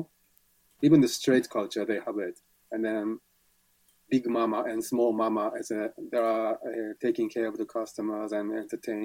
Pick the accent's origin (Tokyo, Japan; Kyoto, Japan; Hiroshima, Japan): Hiroshima, Japan; moved away as an adult; now in London, United Kingdom; I'm originally from Hiroshima